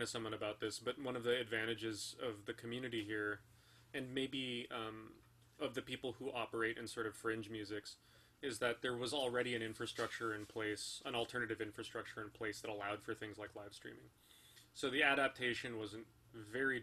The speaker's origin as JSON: {"language": "English", "region": "California", "country": "United States", "tie": "born or raised there", "said": "I'm a dual citizen. I was born in California."}